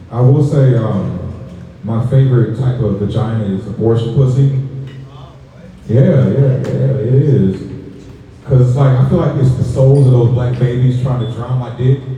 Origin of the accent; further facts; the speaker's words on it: St. Louis, Missouri, United States; now in Georgia, United States; I'm not from Georgia, I'm originally from St. Louis